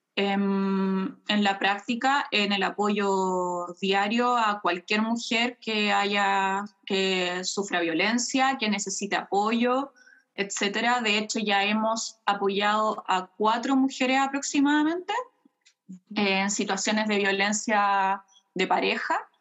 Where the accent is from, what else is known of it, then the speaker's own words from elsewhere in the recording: Chile; moved away as an adult; also born or lived in Germany; now in Cologne, Germany; yo crecí con mi padre en Chile